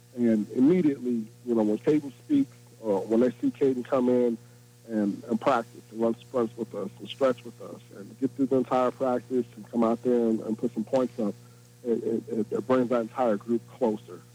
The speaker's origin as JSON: {"language": "English", "town": "Indianapolis", "region": "Indiana", "country": "United States", "tie": "born or raised there", "said": "I was born and raised in Indianapolis"}